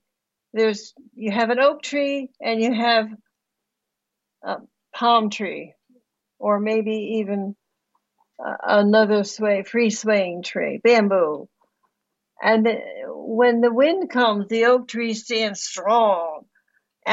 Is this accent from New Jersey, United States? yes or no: yes; New Jersey, United States; I grew up in New Jersey, right across the street, right across the river from you.